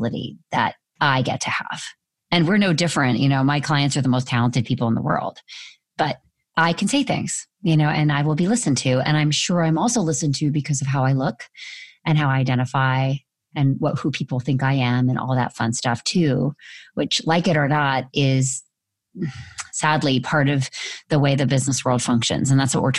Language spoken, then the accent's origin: English; Orange County, California, United States; moved away as an adult; I was from Orange County, California